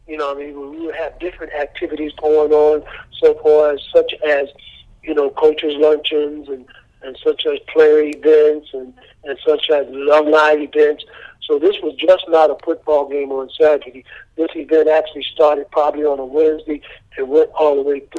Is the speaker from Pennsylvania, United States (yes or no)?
no; South Carolina, United States; now in Orlando, United States; I'm originally from South Carolina